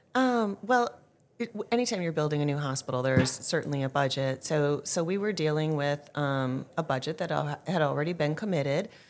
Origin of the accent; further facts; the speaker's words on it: Green Bay, Wisconsin, United States; moved away; born and raised in Green Bay, Wisconsin